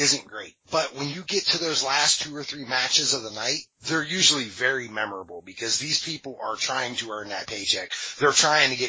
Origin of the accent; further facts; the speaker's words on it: Beaver Falls, Pennsylvania, United States; I grew up in Western PA